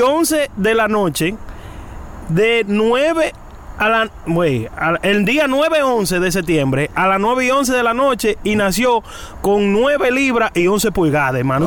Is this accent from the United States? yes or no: yes; New York, United States; also born or lived in Dominican Republic; yo me crié en Nueva York